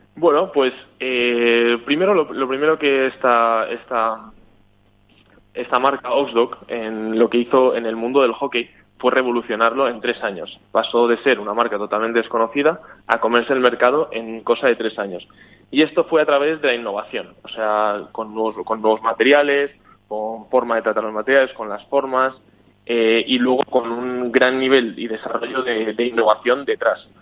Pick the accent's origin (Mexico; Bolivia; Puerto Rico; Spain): Spain; now in Sweden; yo soy de España